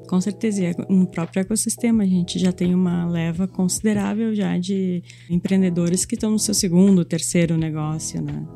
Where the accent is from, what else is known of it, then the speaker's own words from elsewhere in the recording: north coast of Rio Grande do Sul, Brazil; moved away as an adult; now in Porto Alegre, Brazil; Vim do litoral norte de, do Rio Grande do Sul para Porto Alegre estudar